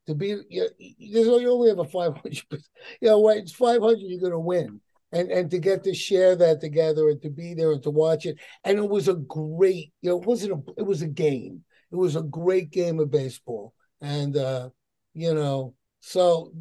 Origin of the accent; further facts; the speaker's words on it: New York, United States; moved away as an adult; I'm a New Yorker